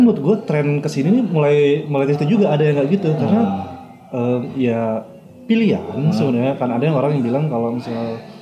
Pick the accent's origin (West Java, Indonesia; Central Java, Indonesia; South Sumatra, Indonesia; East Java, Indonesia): East Java, Indonesia; Madura; gue kan orang Madura ya hmm. gue tinggal di Madura